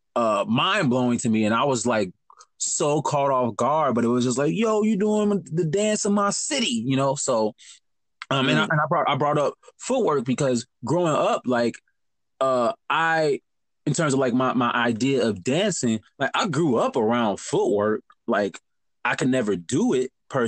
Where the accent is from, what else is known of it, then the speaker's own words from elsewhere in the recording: Chicago, Illinois, United States; also born or lived in Madison; growing up in Chicago